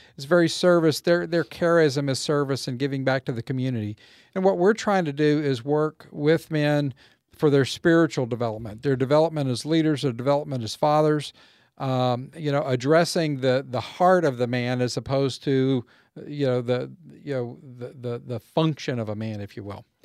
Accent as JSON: {"language": "English", "town": "Waco", "region": "Texas", "country": "United States", "also_born_or_lived": "California / Mississippi", "moved": "as an adult", "said": "as we moved away from Waco and, and moved away from our roots"}